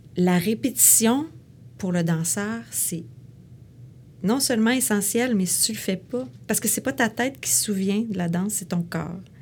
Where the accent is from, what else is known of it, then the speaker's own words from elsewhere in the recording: Quebec City, Quebec, Canada; Moi, je viens de Québec. Je suis née à Québec.